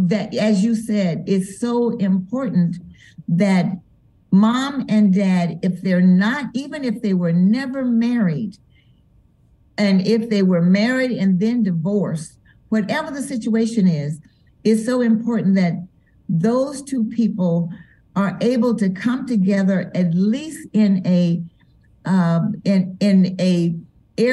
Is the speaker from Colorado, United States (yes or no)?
yes; Denver, Colorado, United States; moved away as an adult; now in Memphis, United States; we're from Denver, so I'm accustomed to there being a lot of snow